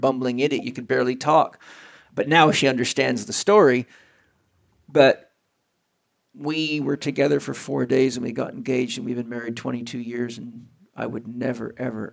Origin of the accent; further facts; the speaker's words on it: San Diego, California, United States; I'm from San Diego, California